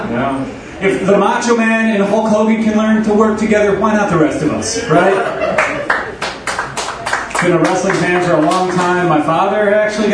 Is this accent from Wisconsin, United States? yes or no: yes; Milwaukee, Wisconsin, United States; I'm from Milwaukee